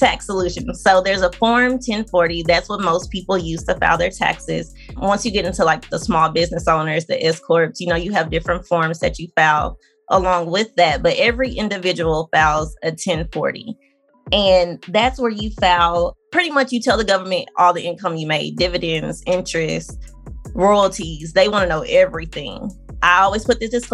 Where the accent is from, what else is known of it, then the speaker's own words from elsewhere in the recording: Arkansas, United States; moved away; I'm from Arkansas